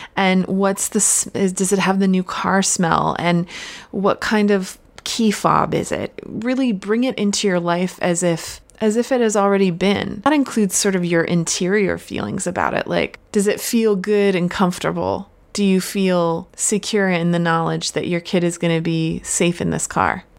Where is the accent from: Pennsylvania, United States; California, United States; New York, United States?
Pennsylvania, United States; now in West Coast, United States; I grew up in Pennsylvania and grew up in the woods